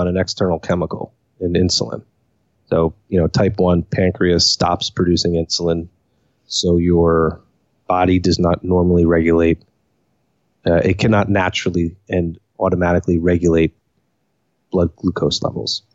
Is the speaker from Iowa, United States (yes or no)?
no; Cranford, New Jersey, United States; also born or lived in Elizabeth, New Jersey; I was born in New Jersey, Elizabeth, New Jersey, to be exact. Grew up in Cranford, which is about 10 minutes outside New York, Newark Airport